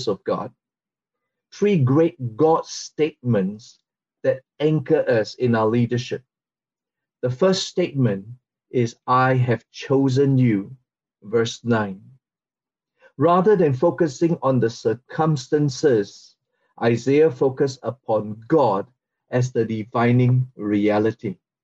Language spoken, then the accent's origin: English; Singapore; from Singapore